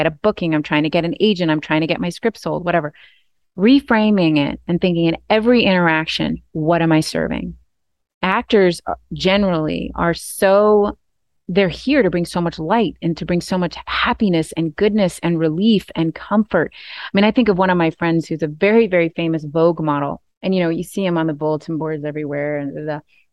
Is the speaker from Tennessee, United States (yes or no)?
no; Maine, United States; I'm from Maine. I'm from the East Coast.